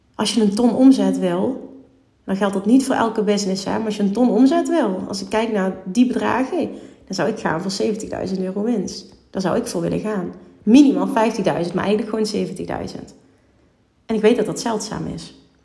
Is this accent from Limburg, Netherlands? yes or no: yes; Limburg, Netherlands; Ik kom uit Limburg